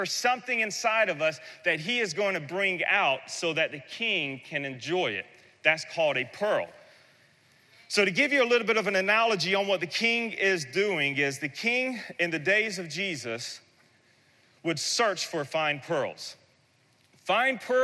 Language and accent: English; the South, United States; I'm from the South, and I understand oysters because we have incredible oyster beds there